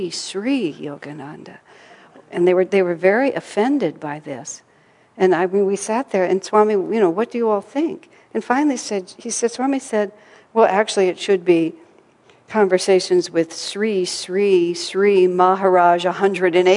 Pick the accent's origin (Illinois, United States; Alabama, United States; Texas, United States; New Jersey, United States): Texas, United States; I grew up in Texas